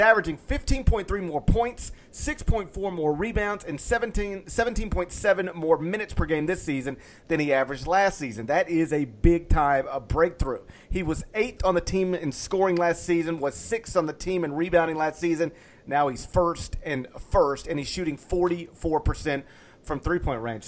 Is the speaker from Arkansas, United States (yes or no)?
no; Horn Lake, Mississippi, United States; moved away; I came from Horn Lake